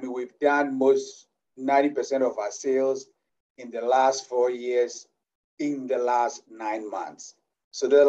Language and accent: English; Ghana; moved away as an adult; now in United States; as you can hear from my accent, I'm originally from Ghana